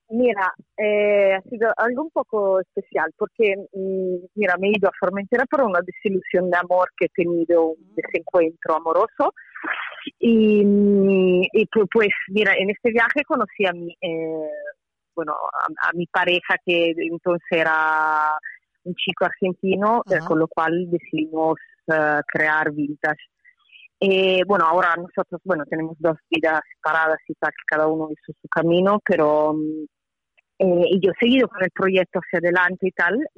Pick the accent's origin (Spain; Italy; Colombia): Italy; Spanish is a second language; soy italiana